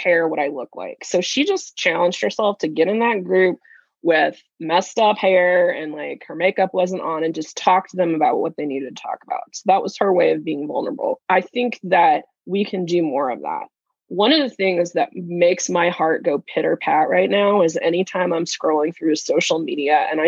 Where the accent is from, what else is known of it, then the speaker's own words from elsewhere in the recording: Kansas, United States; I'm from Kansas